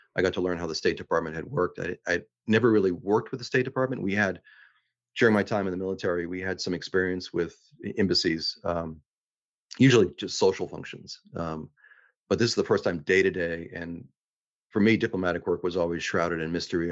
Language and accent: English; Boston, Massachusetts, United States; moved away as an adult; also born or lived in Reykjavik, Iceland; I grew up, I was born in Dorchester, grew up in the Rosendale neighborhood